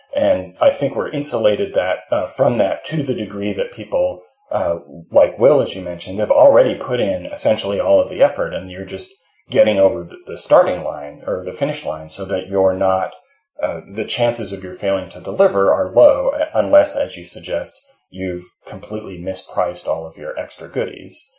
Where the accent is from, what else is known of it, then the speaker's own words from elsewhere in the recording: Canada; I'm a Canadian